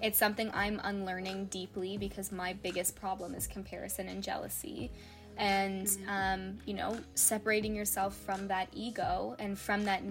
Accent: Canada; As a Canadian kid actor

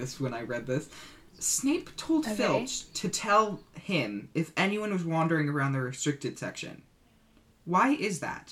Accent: United States; I'm American too

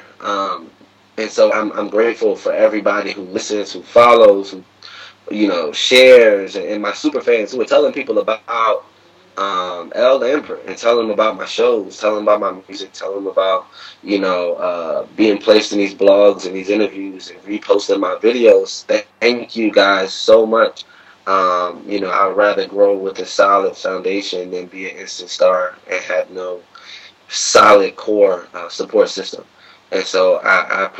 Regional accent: West Virginia, United States; moved away as an adult; now in Washington, D.C., United States; Growing up in West Virginia, you kind of don't have any black teachers

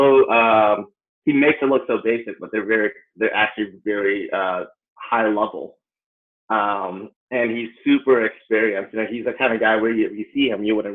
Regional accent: Appleton, Wisconsin, United States; moved away as an adult; also born or lived in Chicago / Los Angeles; I'm originally from Appleton, Wisconsin. So when I turned 19, I actually dropped out of college to pursue dance. And that's when I moved out to Chicago.

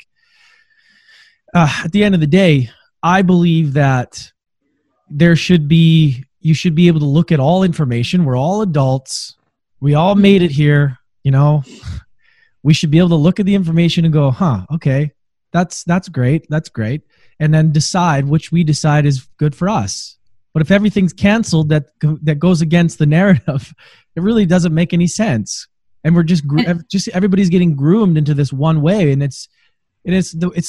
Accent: Canada; being a Canadian

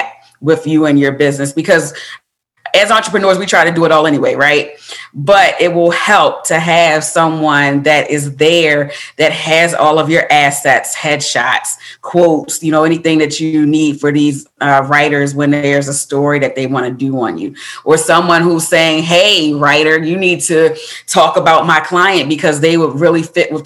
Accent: Baltimore, Maryland, United States; moved away; I'm from Baltimore, Maryland, originally

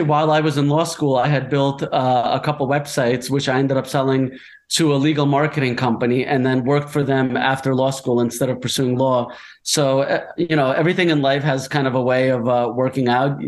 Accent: United States; moved away as an adult; also born or lived in New Jersey; I grew up in New York and New Jersey in the States.

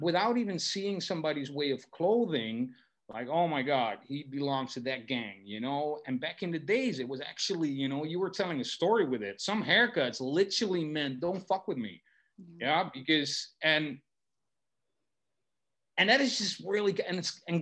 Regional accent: Netherlands; first language Dutch; English is a second language; I'm from the Netherlands

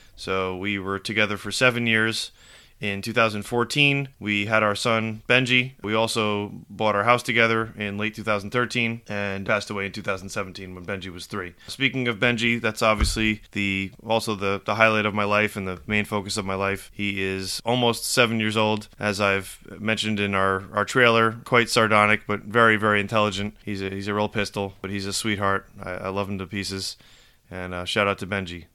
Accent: Rockland County, New York, United States; moved away as an adult; also born or lived in Manhattan / Bergen County, New Jersey; now in Morris County, New Jersey, United States; I grew up in Rockland County, New York.

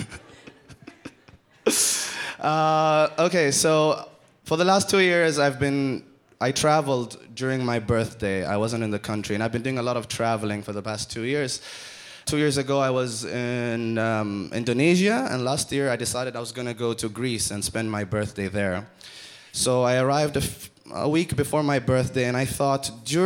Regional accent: Oman; I'm from Oman

